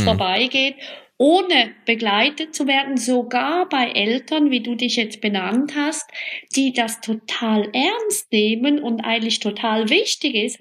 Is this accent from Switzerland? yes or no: yes; Switzerland; bei uns in der Schweiz